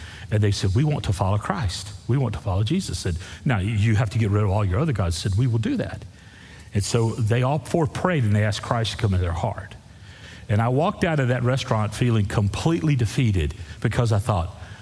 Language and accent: English; Texas, United States; I'm from Texas